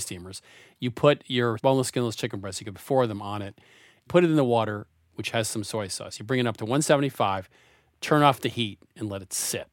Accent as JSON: {"language": "English", "region": "New England", "country": "United States", "tie": "born or raised there", "said": "growing up in New England"}